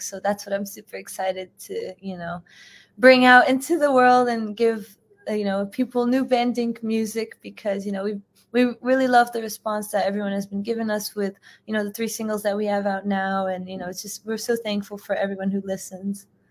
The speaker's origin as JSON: {"language": "English", "country": "United States", "tie": "born or raised there", "said": "I'm first generation, so I was born in, in the U.S."}